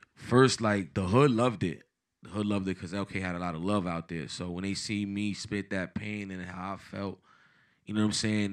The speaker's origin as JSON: {"language": "English", "town": "Paterson", "region": "New Jersey", "country": "United States", "tie": "born or raised there", "also_born_or_lived": "Dominican Republic"}